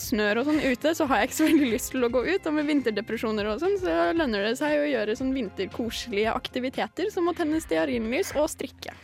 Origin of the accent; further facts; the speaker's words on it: Larvik, Vestfold, Norway; moved away; hjemme i Larvik